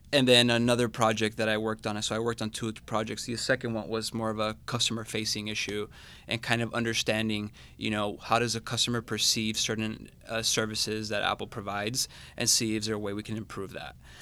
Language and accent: English; Managua, Nicaragua; moved away as an adult; now in Atlanta, United States; I'm originally from Managua, Nicaragua, so the Bay Area is a tad different, uh, to, to my home country